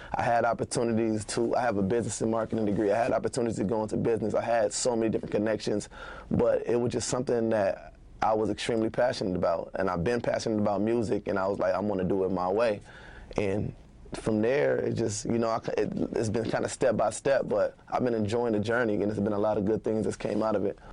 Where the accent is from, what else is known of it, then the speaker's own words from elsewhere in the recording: Minneapolis, Minnesota, United States; I grew up on Eighth and Irving, eight oh one Irving.